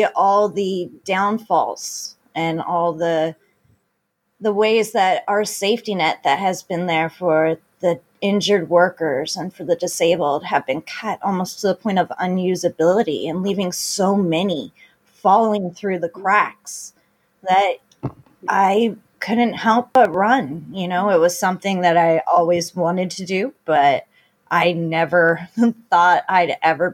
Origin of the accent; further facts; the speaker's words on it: Beaverton or Hillsboro, Oregon, United States; also born or lived in California; I am from Beaverton or Hillsboro, Oregon. I was born and raised in this district.